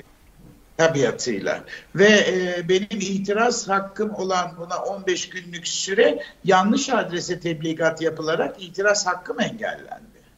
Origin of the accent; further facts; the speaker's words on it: Turkey; moved away as an adult; Biz ilkokulu okurken yedi bölgeydi bizim ülkemiz.